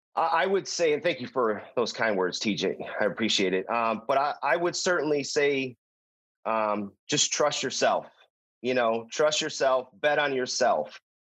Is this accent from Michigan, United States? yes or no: yes; Detroit, Michigan, United States; born and raised in Detroit